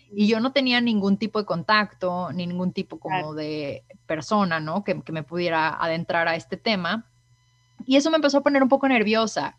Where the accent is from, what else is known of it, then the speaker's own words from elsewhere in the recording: Mexico; moved away as an adult; now in Canada; como mexicana, sin duda alguna, que he pues vivido a través de, que hasta antes de mudarme aquí para Canadá toda la vida residí en, en México